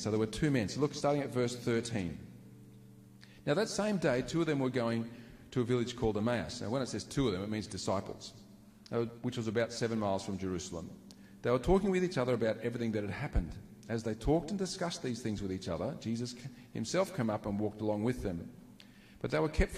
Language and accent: English; Queensland, Australia; I was born in Queensland